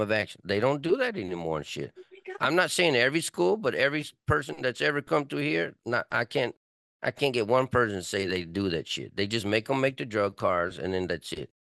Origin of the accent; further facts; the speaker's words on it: Texas, United States; now in California, United States; I'm from Texas